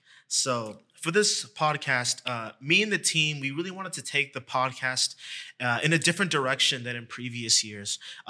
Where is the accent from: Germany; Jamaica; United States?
Jamaica; now in Brampton, Canada; I'm Jamaican.